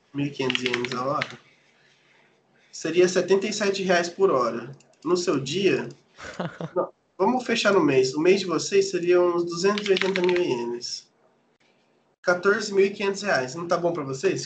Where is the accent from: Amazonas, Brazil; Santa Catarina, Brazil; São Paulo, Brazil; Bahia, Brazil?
São Paulo, Brazil; now in Japan; eu sou de São Paulo, né, mano? Então tem uma gíria paulista